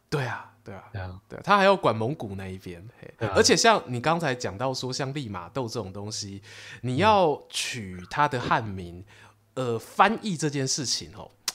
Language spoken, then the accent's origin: Chinese; Su'ao, Yilan County, Taiwan; 我老家宜兰苏澳